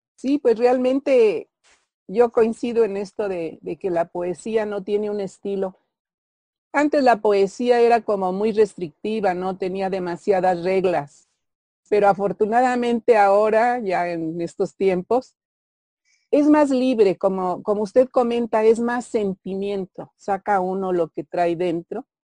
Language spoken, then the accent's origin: Spanish; Pachuca, Hidalgo, Mexico; donde yo nací, Pachuca Hidalgo